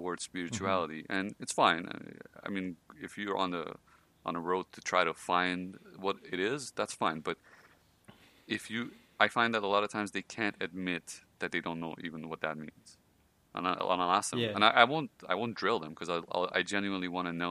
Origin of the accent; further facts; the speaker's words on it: Iran; moved away; I'm Persian. I come from Iran, so it's a very I want to say religious country